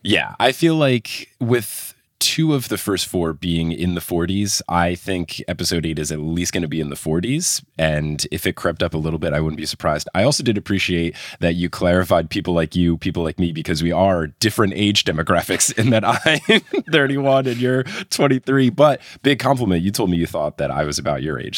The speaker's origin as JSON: {"language": "English", "region": "New Jersey", "country": "United States", "tie": "born or raised there", "said": "I grew up in New Jersey"}